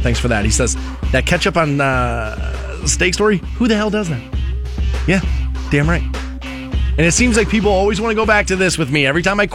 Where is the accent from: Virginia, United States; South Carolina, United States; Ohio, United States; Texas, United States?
Ohio, United States; Twinsburg; I grew up in Twinsburg